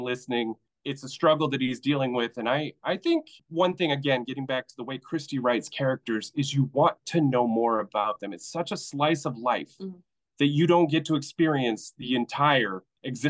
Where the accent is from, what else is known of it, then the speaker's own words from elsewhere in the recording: Maine, United States; We're all from Maine.